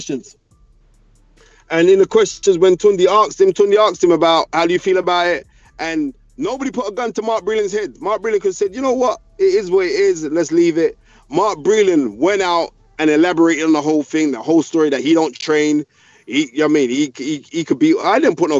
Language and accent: English; United Kingdom; I love being from Great Britain